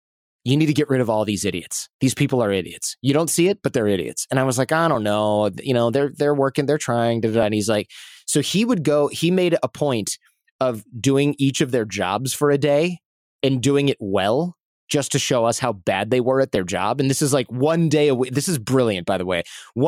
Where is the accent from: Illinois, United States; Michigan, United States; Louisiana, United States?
Michigan, United States; now in New York City, United States; it was interesting because I came from Michigan, right? And I came from this work ethic where you really did bust your butt as hard as you could.